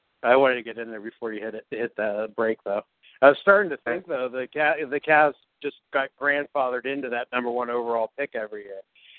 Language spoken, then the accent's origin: English; Youngstown, Ohio, United States; now in Columbus, United States; from Youngstown to Columbus